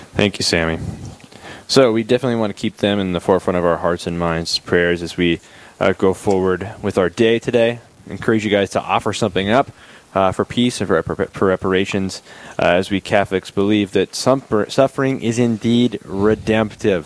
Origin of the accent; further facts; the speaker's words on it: Bismarck, North Dakota, United States; now in Aberdeen, United States; I'm originally from Bismarck